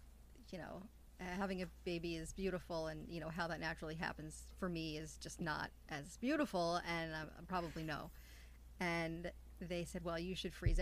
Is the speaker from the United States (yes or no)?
yes; New York City, New York, United States; moved away as an adult; also born or lived in Midwest; I left to go to the Midwest, and I'm from Queens